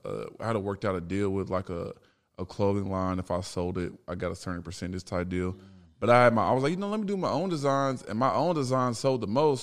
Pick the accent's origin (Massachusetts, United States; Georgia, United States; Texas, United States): Texas, United States; Dallas; moved away as an adult; also born or lived in Chicago, Illinois; now in Los Angeles, United States; I moved to Dallas from Chicago in, like, fifth grade